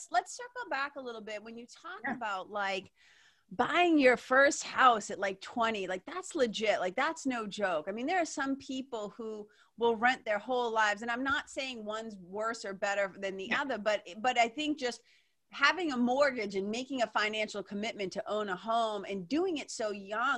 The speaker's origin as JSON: {"language": "English", "region": "Massachusetts", "country": "United States", "tie": "born or raised there", "also_born_or_lived": "Los Angeles, California", "moved": "yes", "lives_now": "New Hampshire, United States", "said": "I was raised in New England in Massachusetts"}